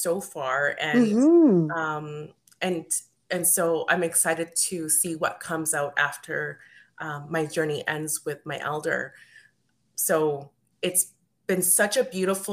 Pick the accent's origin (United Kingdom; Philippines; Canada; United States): Canada; Edmonton, Alberta; I wasn't born in South America. I was born here in Edmonton, Alberta, but because I'm first generation Canadian